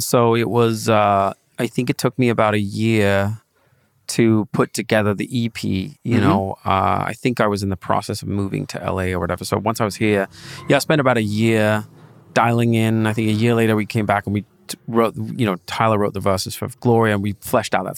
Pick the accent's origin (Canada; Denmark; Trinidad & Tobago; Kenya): Denmark; moved away as an adult; now in Los Angeles, United States; I grew up in Denmark